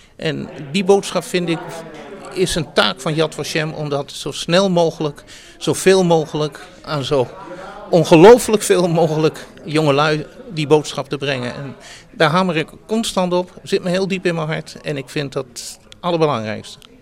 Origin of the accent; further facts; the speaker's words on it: Netherlands; also born or lived in Amstelveen; ik ben eh, een Joodse Nederlander en ik, ik woon hier met ongelooflijk veel plezier